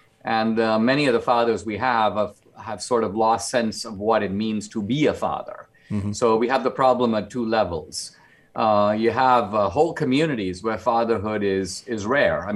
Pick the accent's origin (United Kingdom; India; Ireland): India; now in United States; because I grew up in India, I live in two worlds, mm-hmm. mostly here in the United States